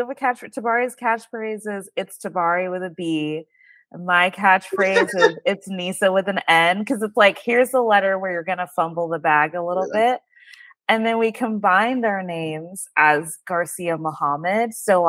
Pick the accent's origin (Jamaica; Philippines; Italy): Jamaica; I always felt like I couldn't relate to African Americans because I'm Jamaican, and it's night and day the way that we're brought up.